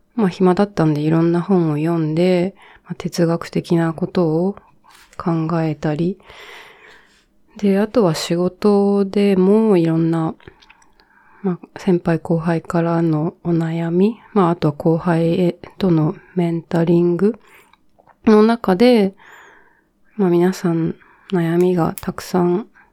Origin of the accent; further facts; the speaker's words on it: Japan; 日本で育ったんですけど